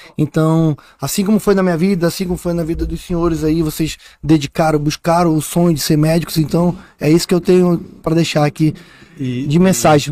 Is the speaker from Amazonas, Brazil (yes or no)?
yes; Manaus, Amazonas, Brazil; Um cara lá do Japim, lá da Japinlândia, da rua 54, lá número 80, lá onde o meu pai invadiu a minha casa